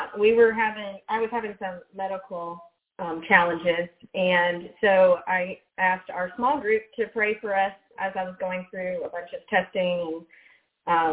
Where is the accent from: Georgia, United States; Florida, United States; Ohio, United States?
Georgia, United States; Atlanta; I actually grew up in Atlanta. I'm first generation American.